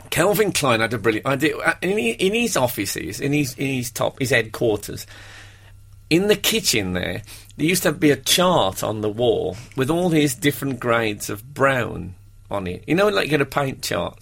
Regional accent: Brummie, West Midlands, United Kingdom; accent: Brummie; he was going to play a Brummy in in a play, and that uh, he sat and me and him met up, and we had a long, long. You know, we spent the day talking, and he mm. taped me and stuff to uh, to learn my accent.

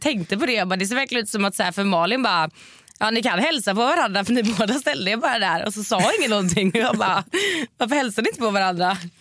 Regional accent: Varberg, Halland County, Sweden; now in Stockholm, Sweden; jag bor ju här i Stockholm nu mm. eh, men jag har ju min familj och eh, släkt hemma i Varberg

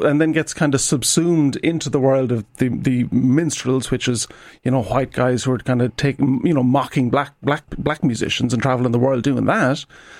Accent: Ireland; being Irish

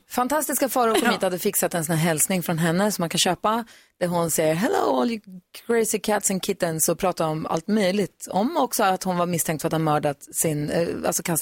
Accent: Jämtland, Sweden; now in Örebro, Sweden; Nej, jag är från Härjedalen.

